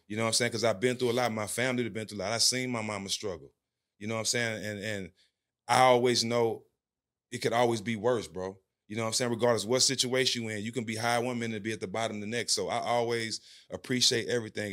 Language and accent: English; Port Arthur, Texas, United States; also born or lived in Houston, Texas; I grew up on the West Side of Port Arthur, uh, same hometown as … and …